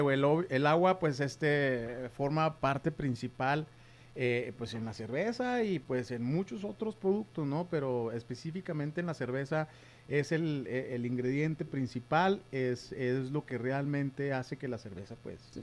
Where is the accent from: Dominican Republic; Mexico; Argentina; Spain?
Mexico; nosotros como mexicanos